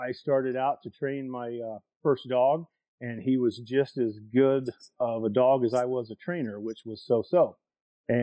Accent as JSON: {"language": "English", "region": "Southern Iowa", "country": "United States", "tie": "born or raised there", "said": "I'm from Southern Iowa."}